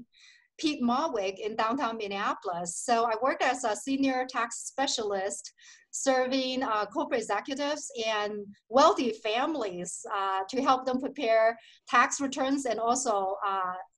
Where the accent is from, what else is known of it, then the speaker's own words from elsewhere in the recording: Shenzhen, southern China, China; moved away as an adult; now in United States; I was born and raised in China, in southern part of China